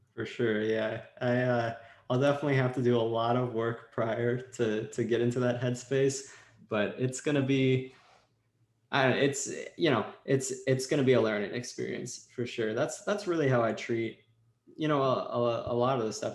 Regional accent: Washington, United States; now in Los Angeles, United States; I was in LA and I'm from Washington State originally. That's where all my family lives.

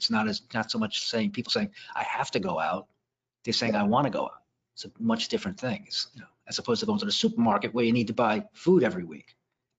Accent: Brooklyn, New York, United States; We had more options in Brooklyn.

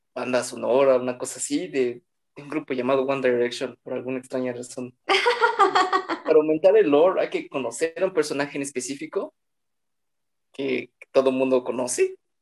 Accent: State of Mexico, Mexico; somos del Estado de México

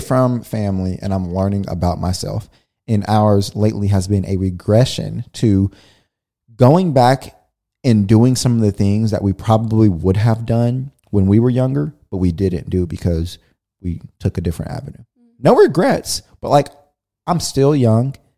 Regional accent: California, United States; we grew up in California

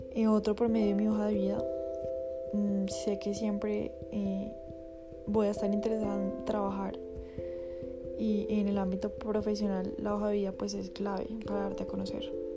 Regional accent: Bogotá, Colombia; Vivo con mi familia, soy de Bogotá, Colombia.

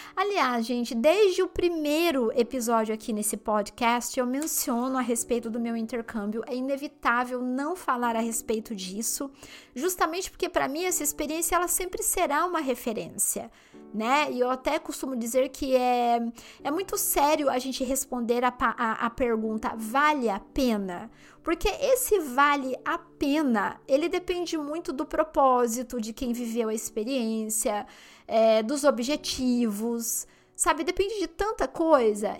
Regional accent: Limeira, São Paulo, Brazil; moved away as an adult; now in London, United Kingdom; na minha cidade onde eu nasci, no interior de São Paulo, Limeira

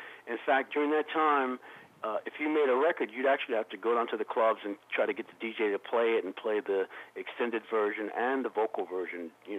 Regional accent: Raleigh, North Carolina, United States; I'm actually from Raleigh, North Carolina, so I'd like to give a big shout-out to all my peeps in North Carolina.

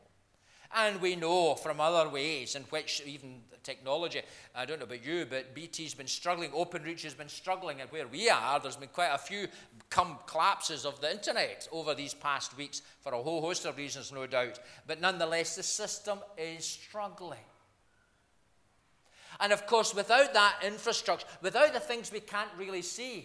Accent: Scotland, United Kingdom; I'm from Scotland

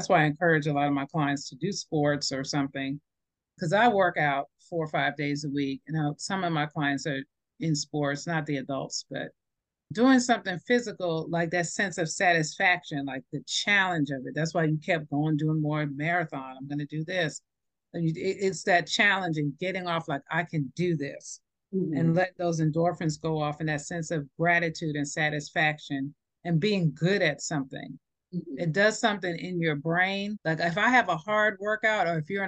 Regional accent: New York, United States; moved away; I grew up in New York in the 80s, and we did have crack come through there

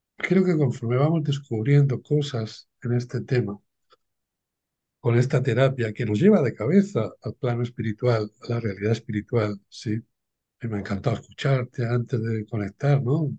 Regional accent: Cartagena, Region of Murcia, Spain; Nací en un pueblo de pescadores, aquí en, el Levante, en sureste de España, en Cartagena

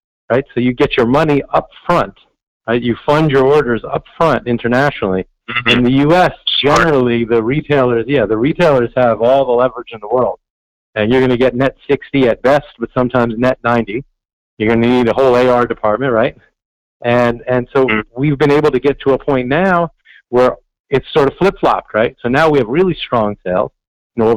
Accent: New York City, New York, United States; growing up in New York City

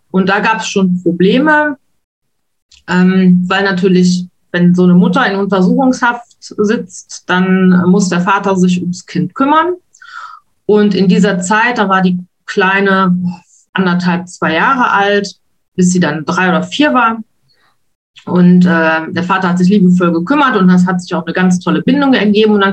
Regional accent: Wuppertal, North Rhine-Westphalia, Germany; moved away as an adult; also born or lived in Spain; now in Luxembourg; Gebürtig komme ich aus Wuppertal und bin dann mal eine Zeit lang nach Spanien abgetaucht

